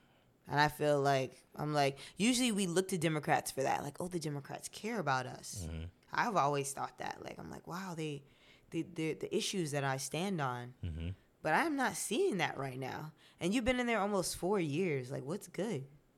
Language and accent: English; Florida, United States; I am from Florida.